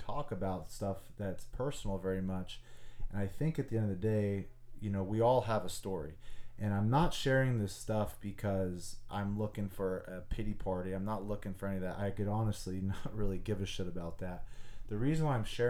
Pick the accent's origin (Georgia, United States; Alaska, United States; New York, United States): Alaska, United States; Anchorage; moved away as an adult; I was born and raised in Anchorage, Alaska. I grew up there my whole entire life